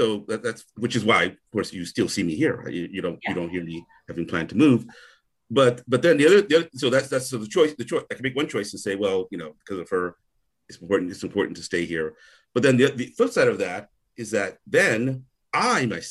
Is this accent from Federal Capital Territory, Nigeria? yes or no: no; Onitsha, Anambra, Nigeria; I'm from Onitsha